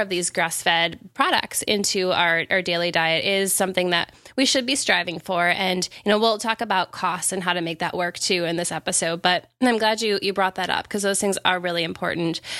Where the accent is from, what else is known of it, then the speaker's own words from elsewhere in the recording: Wisconsin, United States; I'm also from the Midwest. I'm from Wisconsin